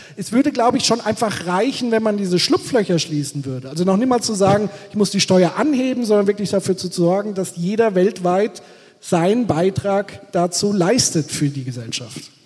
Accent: Bavaria, Germany; ich komme aus Bayern

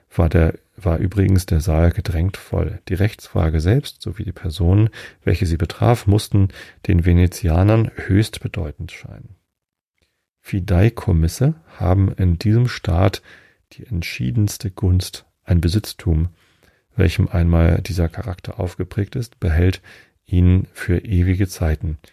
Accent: Wistedt, Germany; now in Karkensdorf, Germany; Ich habe ja meine Jugend in Wistedt verbracht. Das ist zwei Dörfer weiter

